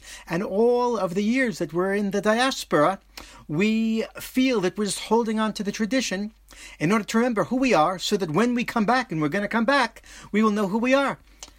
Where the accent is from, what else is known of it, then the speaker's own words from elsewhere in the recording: New York, United States; now in Israel; I was born in New York into a Jewish family.